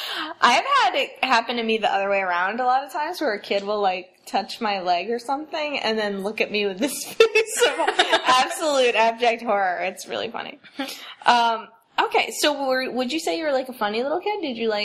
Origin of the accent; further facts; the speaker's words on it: New Jersey, United States; As someone who grew up outside of New York, a.k.a. in New Jersey.